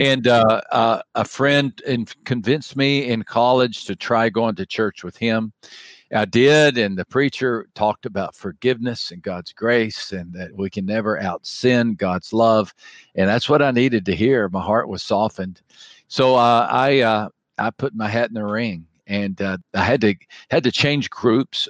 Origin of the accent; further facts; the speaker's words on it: West Texas, United States; I grew up in West Texas